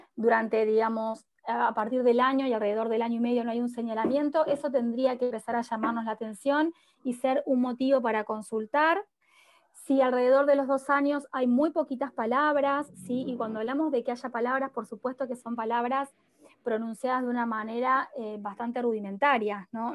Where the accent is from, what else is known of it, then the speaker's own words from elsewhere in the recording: Rosario, Santa Fe, Argentina; yo soy de Rosario, soy de Rosario